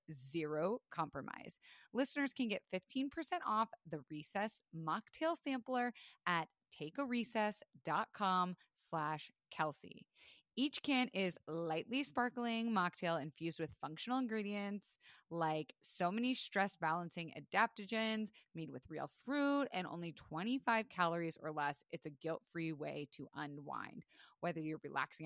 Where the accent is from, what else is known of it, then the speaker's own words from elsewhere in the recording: Tampa, Florida, United States; I grew up in Tampa, Florida, middle class to upper class family